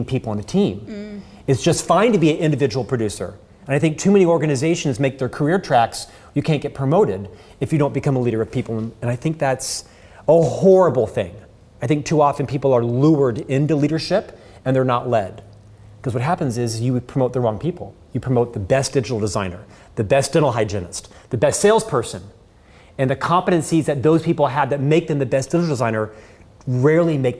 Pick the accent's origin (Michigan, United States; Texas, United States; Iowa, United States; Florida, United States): Florida, United States; Orlando; I'm from Orlando, Florida, born and raised there in Central Florida